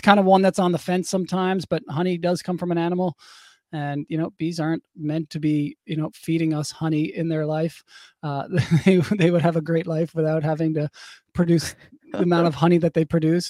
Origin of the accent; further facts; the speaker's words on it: St. John's, Newfoundland and Labrador, Canada; I grew up in Saint John's, Newfoundland, on the east coast of Canada